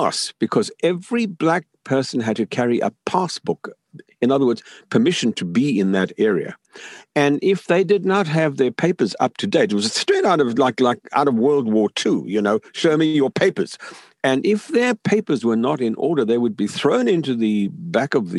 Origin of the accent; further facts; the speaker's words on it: South Africa; moved away as an adult; also born or lived in Zambia; now in Los Angeles, United States; I grew up in South Africa